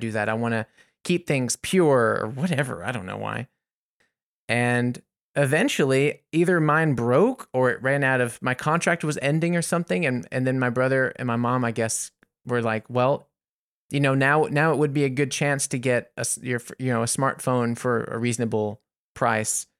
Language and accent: English; United States; as an American